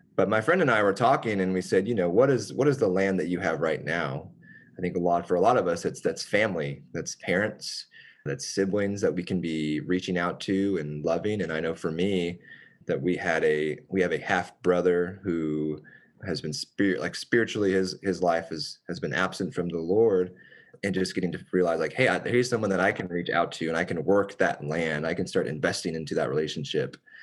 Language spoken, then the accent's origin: English; Richardson, Texas, United States; I have lived in Richardson since then, which is my hometown. It's where we were both from